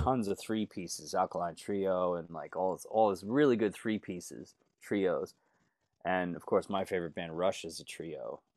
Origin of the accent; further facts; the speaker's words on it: Northport, New York, United States; I grew up, uh, b, about forty to thirty something miles east of Manhattan